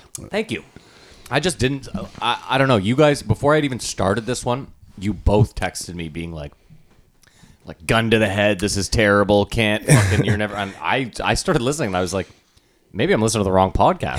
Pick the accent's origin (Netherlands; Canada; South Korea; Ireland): Canada; Ottawa, Ontario; we're from Ottawa, where you would assume, like, oh, it's impossible to make it in comedy, but multiple people have made it out of here